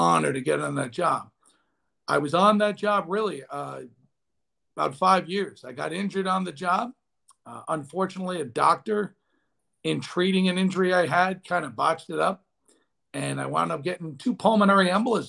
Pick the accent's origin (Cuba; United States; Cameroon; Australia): United States; Long Island, New York; I was raised on Long Island, blue collar family